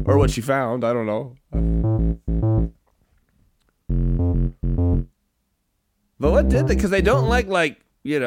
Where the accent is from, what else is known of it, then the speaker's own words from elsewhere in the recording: San Francisco, California, United States; I was born in San Fran